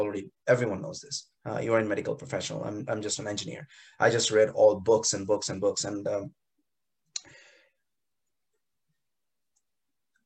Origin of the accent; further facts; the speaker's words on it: India; moved away; growing up in India in the 80s and 90s